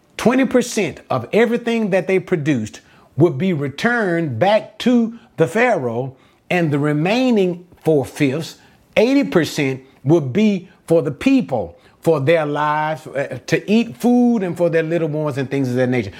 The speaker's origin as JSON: {"language": "English", "country": "United States", "said": "I'm an American"}